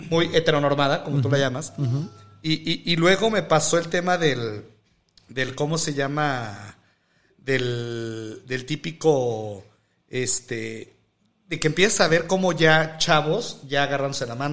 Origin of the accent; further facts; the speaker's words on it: Mexico; Pero es que esto hasta pasa como mexicanos, amigo.